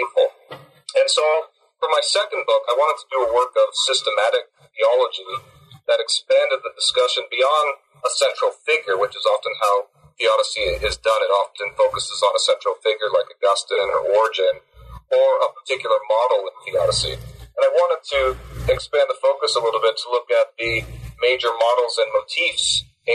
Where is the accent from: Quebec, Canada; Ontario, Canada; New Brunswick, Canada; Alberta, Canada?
Ontario, Canada; Barrie; moved away as an adult; also born or lived in New Haven, Connecticut / Cambridge, Massachusetts / Montreal / Missouri; now in Sudbury, Canada; I'm Canadian from Barrie, Ontario